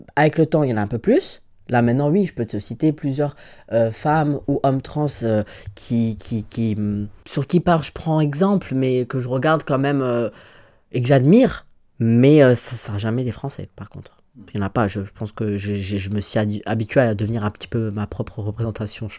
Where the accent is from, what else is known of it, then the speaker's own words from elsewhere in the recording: Valmont, Grand Est, France; j'ai grandi euh, à Valmont, dans, en Moselle